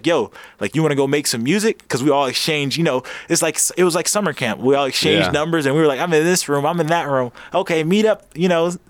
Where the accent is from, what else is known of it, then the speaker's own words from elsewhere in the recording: Los Angeles, California, United States; also born or lived in Inglewood, California; I grew up in Inglewood and in South Central